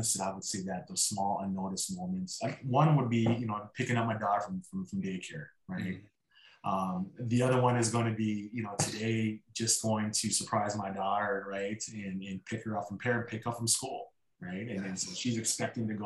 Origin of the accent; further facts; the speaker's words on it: Midwest, United States; I grew up in the Midwest